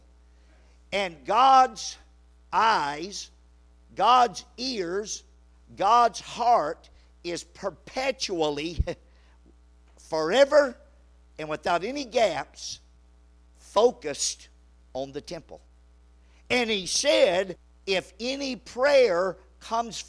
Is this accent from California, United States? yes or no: no; Louisiana, United States; I grew up in Louisiana